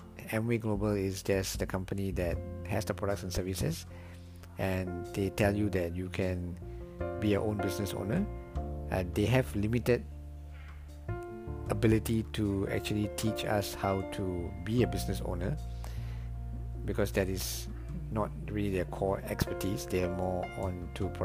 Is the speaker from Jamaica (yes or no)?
no; Singapore; I am from Singapore.